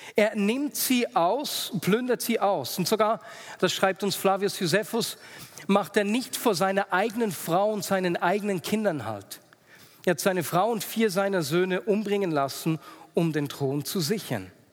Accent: Switzerland; Als Schweizer

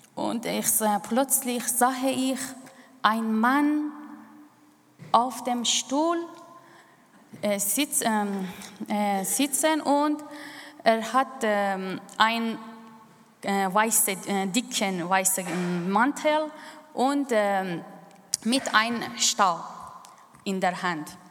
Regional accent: Iran; German is a second language; moved away as an adult; now in Switzerland; ich bin im Iran aufgewachsen

